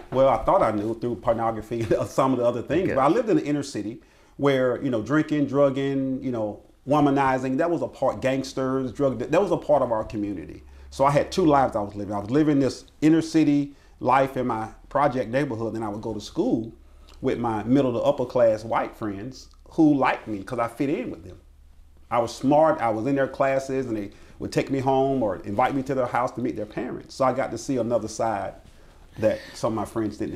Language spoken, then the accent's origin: English; Greenville, South Carolina, United States; also born or lived in Abbeville, South Carolina; I was born and raised right here in Greenville. I was uh, born over in West Greenville community